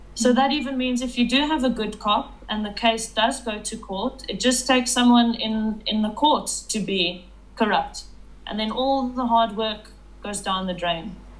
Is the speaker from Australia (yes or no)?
no; Johannesburg, Gauteng, South Africa; I am a drone operator from Johannesburg, South Africa, and I was born in Johannesburg, South Africa